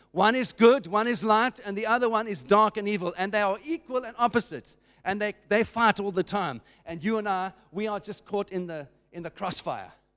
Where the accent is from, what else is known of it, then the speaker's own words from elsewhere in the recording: South Africa; as a South African